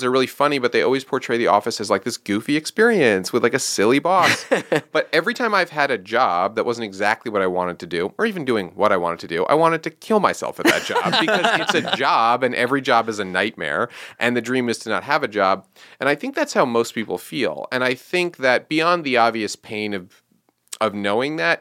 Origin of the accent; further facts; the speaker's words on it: New York, United States; I'm from New York